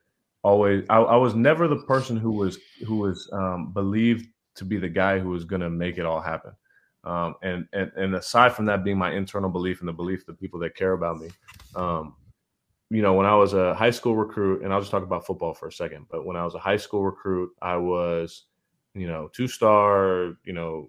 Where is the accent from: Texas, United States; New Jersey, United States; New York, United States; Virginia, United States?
Texas, United States; Austin; also born or lived in Houston; I'm from Texas. I was born in Austin. Yeah. Went to Rice, Houston. I went to UT Austin and back in Austin. Mm-hmm. Like, I'm Texas through and through.